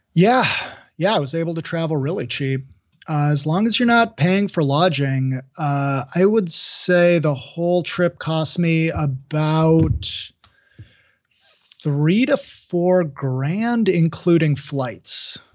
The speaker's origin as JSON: {"language": "English", "town": "Seattle", "region": "Washington", "country": "United States", "said": "I would say Seattle"}